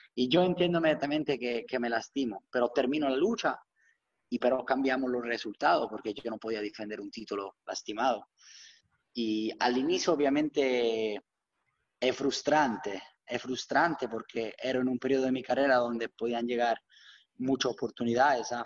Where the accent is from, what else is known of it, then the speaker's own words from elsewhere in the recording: Rome, Lazio, Italy; Spanish is a second language; moved away as an adult; now in United States; soy nacido y crecido por la verdad en una, ciudad única